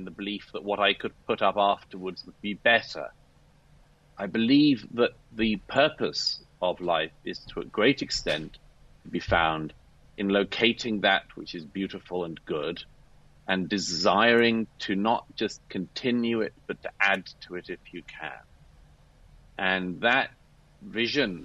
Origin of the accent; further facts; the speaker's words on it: United Kingdom; I'm British by birth